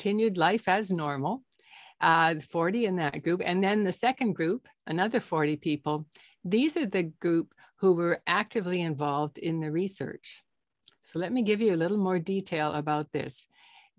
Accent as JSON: {"language": "English", "country": "Canada", "also_born_or_lived": "Toronto, Canada", "said": "I'm a Canadian doctor in Toronto, Canada"}